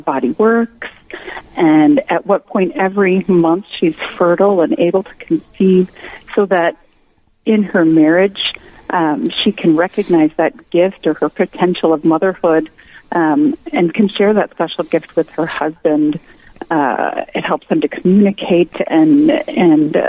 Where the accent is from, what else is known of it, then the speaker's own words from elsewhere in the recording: Winona, Minnesota, United States; now in New Ulm, United States; I grew up in Winona